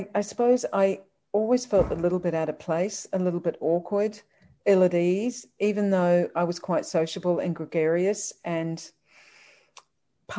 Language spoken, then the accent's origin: English; New Zealand; I was born in New Zealand